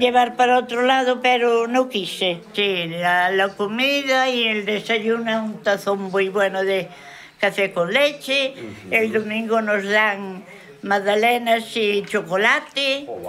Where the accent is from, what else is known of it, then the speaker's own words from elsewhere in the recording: Ribadavia, Galicia, Spain; moved away as an adult; now in Lobeira, Spain; Yo soy de Rivadavia.